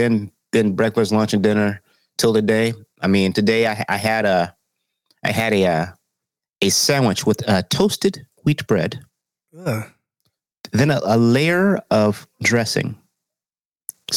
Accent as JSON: {"language": "English", "region": "the South", "country": "United States", "said": "I'm from the South"}